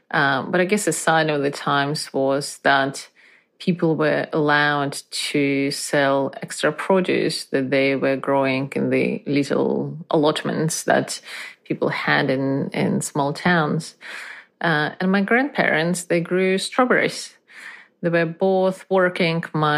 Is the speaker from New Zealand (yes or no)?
no; Lithuania; I was born in Soviet Union in the early 80s. My parents were Russian, and we lived in Lithuania as these things went at the time.